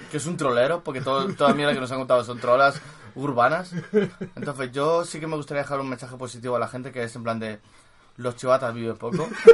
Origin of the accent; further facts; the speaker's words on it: Madrid, Community of Madrid, Spain; yo Arturo Soria